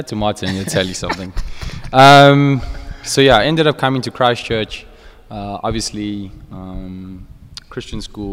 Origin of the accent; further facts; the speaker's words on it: Centurion, Gauteng, South Africa; now in Midrand, South Africa; I was born in Centurion, funny enough, at Unitas Hospital. But I've been living in Midrand, M-City.